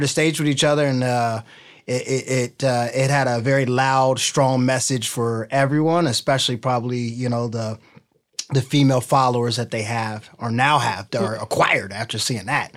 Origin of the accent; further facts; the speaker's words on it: Ohio, United States; also born or lived in California; now in Newport Beach, United States; I'm from Ohio